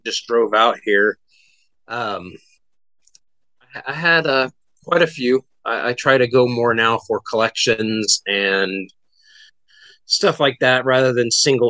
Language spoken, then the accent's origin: English; Riverside County, California, United States; moved away as an adult; also born or lived in Orange County, California / Los Angeles / San Diego; now in McKinney, United States; I was born in Orange County. I grew up in Riverside County